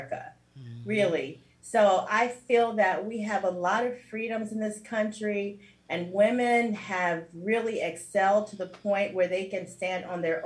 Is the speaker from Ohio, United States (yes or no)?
yes; Cincinnati, Ohio, United States; moved away as an adult; now in South Florida, United States; I was also a radio personality for about 10 years in my hometown with Radio One